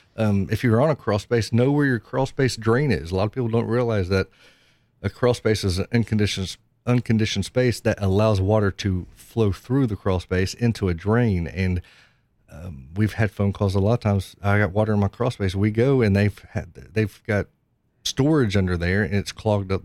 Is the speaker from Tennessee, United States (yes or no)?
yes; Knoxville, Tennessee, United States; I'm from Knoxville, born and raised in Knoxville